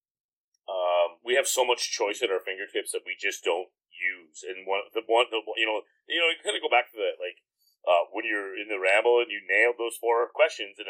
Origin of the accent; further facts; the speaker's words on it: Comox, British Columbia, Canada; I grew up in Comox, which is like predominantly a pretty, very upper middle class